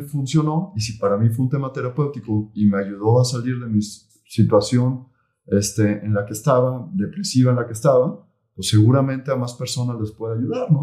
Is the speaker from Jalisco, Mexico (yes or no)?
yes; Tala, Jalisco, Mexico; moved away as an adult; now in Guadalajara, Mexico; yo soy de Tala. Tala es una ciudad aquí, ciudad eh, pequeña, cerca de, Guadalajara, 50 kilómetros. Y ahí nací, ahí crecí, y luego me vine a estudiar la universidad para acá.